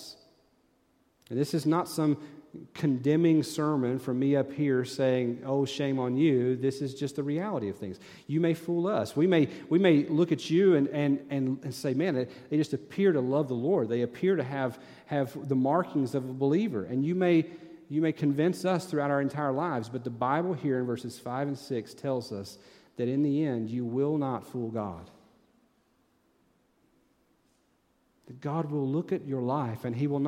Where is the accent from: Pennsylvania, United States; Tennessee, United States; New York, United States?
Tennessee, United States; moved away as an adult; I'm from Tennessee